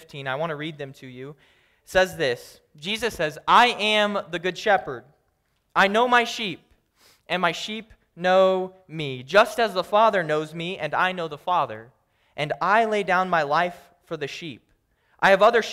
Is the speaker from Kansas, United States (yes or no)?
yes; Kansas, United States; I'm from Kansas